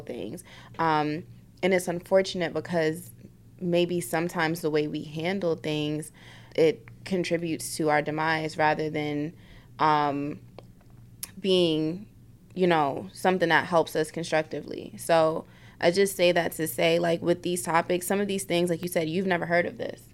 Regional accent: New York City, New York, United States; moved away; I'm from South Bronx

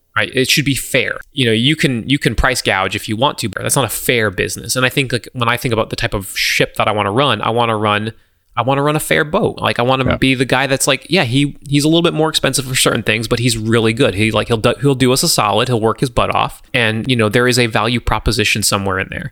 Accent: Southwest Florida, United States; moved away; I grew up in Southwest Florida

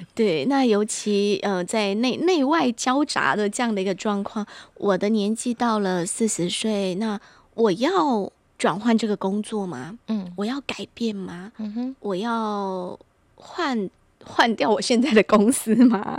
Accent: Taiwan; 我们台湾人或者是关于华人世界里面更深层的东西

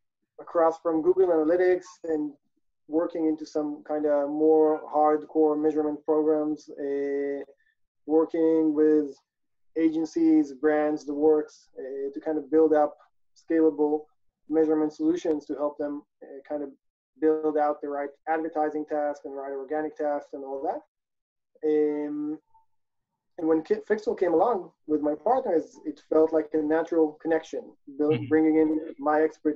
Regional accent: Israel; also born or lived in South Africa / Italy; I'm originally from Israel, grew up and about in South Africa and Italy, spent a couple of years abroad.

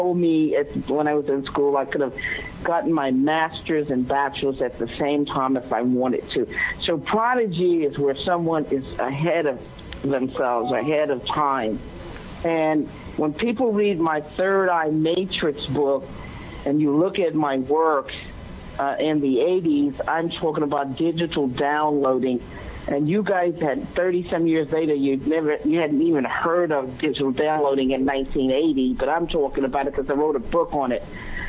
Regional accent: New York City, New York, United States; So, I just want to let people know I'm from New York City. I'm straightforward. I'm upfront, like you, like people know people from New York

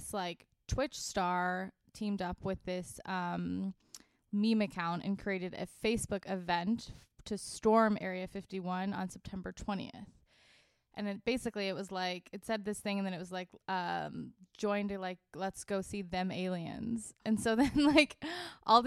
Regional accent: Laguna Beach, California, United States; also born or lived in Boston; I grew up in Orange County, in Laguna Beach

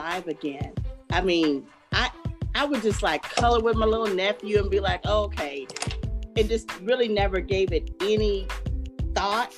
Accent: Dallas, Texas, United States; moved away as an adult; also born or lived in San Antonio, Texas; But I am from Dallas, and I lived in San Antonio for over 17 years

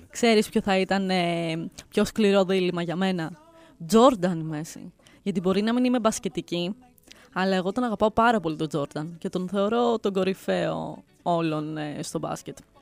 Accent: Greece; Γιατί είμαι από την Ελλάδα.

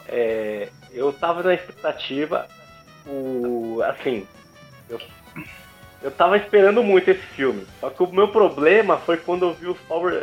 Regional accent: São Paulo, Brazil; sou de São Paulo

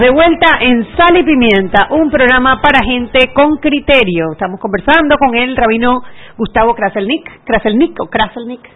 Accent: Panama; somos los panameños

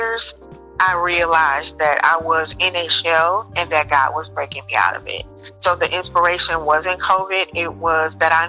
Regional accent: Dayton, Ohio, United States; now in Cary, United States; I'm originally from Dayton, Ohio, which is the land of funk, the gem city

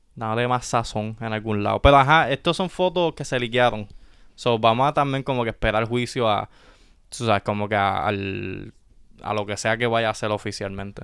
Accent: Puerto Rico; nosotros como puertorriqueños

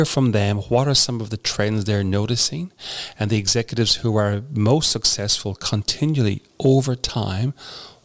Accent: Ireland; moved away as an adult; now in Australia; I grew up in Ireland.

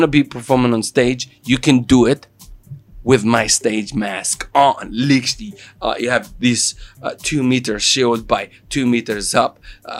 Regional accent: Italy; accent: Italian; English is a second language; moved away; my Italian accent

